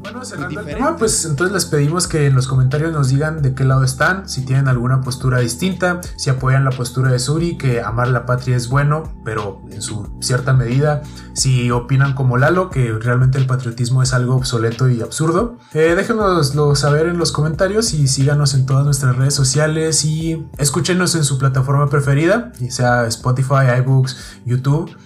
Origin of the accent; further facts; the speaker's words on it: Mexico; nos identifican como mexicanos fuera del país